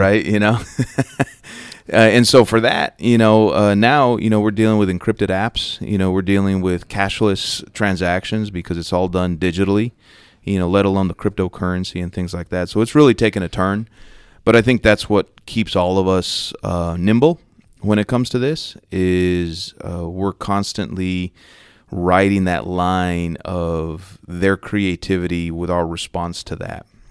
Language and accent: English; New Mexico, United States; moved away as an adult; also born or lived in Los Angeles, California / Bakersfield, California; now in Dallas, United States; I grew up in the, along the Southwest border, about twenty minutes away from the U S Mexico border, uh, so coincidentally, like, El Paso, Texas was my big city growing up, despite the fact that I, you know, grew up in New Mexico